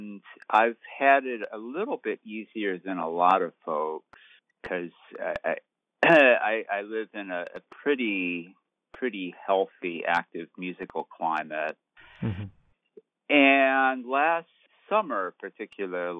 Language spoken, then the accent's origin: English; Dearborn, Michigan, United States; moved away; I am originally from the Detroit area, and on a, now it's like almost 2 years ago, I was visiting home in Dearborn